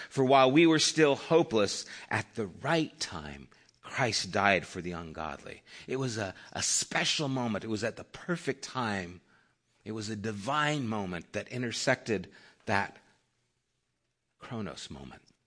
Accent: Flagstaff, Arizona, United States; I was born in Flagstaff, Arizona

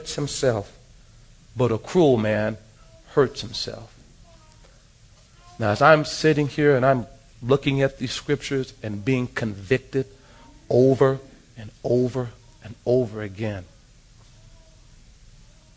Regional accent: Los Angeles, California, United States; Growing up in South Central Los Angeles

